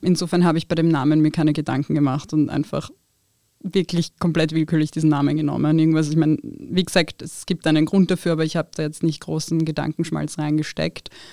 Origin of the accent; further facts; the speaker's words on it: Wiener Neustadt, Lower Austria, Austria; German is a second language; moved away as an adult; now in Vienna, Austria; Also ich bin in Wiener Neustadt aufgewachsen